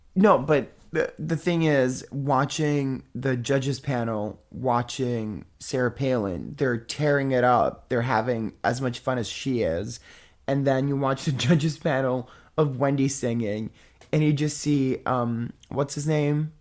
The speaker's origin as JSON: {"language": "English", "country": "Italy", "said": "I'm from Italy"}